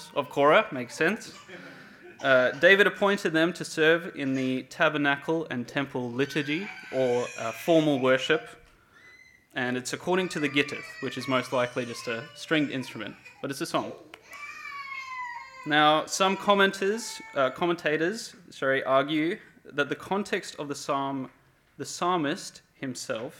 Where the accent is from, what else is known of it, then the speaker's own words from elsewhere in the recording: Cape Town, Western Cape, South Africa; now in Perth, Australia; I'm originally from Cape Town, South Africa, and I've been here for 15 years of my life